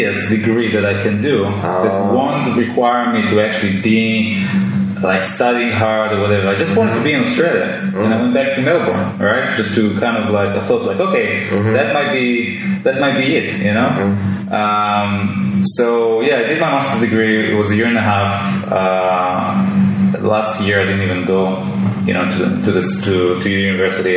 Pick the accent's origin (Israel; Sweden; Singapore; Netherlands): Israel; I was born in Israel